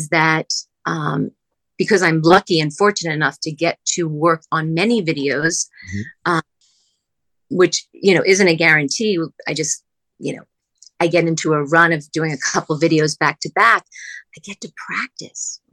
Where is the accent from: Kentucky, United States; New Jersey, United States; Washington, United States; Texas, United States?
New Jersey, United States; moved away as an adult; also born or lived in outside Philadelphia / New York; I'm originally from New Jersey.